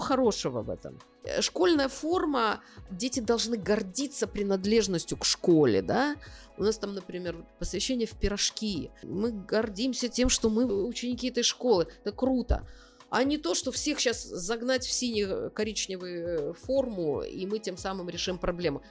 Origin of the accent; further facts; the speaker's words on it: Kaliningrad Oblast, Russia; Я из Калининградской области